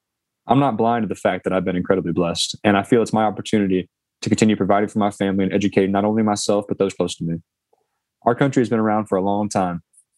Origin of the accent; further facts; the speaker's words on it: Fort Wayne, Indiana, United States; now in Cincinnati, United States; as well as creating some JB3 summits in my hometown of Fort Wayne.